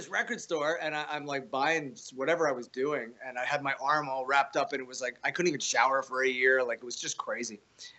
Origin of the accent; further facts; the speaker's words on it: Canada; I'm Canadian